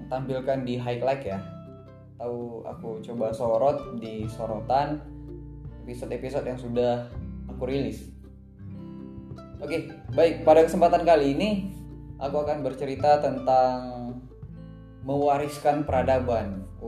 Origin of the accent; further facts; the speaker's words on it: Jambi, Indonesia; kampung aku lah lebih tepatnya di Kabupaten Kerinci. Nah, kampung baca ini ini ya sekarang sudah masuk ke tahap eh, masih tahap ngumpulin buku. Jadi aku di Jambi ngumpulin teman-teman